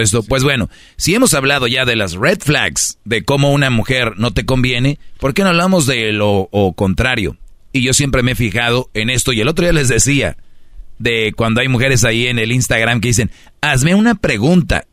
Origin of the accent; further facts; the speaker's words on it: Monterrey, Nuevo León, Mexico; moved away; soy de Monterrey